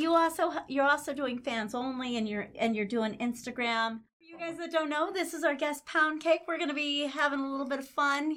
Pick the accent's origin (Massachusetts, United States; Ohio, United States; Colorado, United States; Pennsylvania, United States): Colorado, United States; Denver; we are from Denver.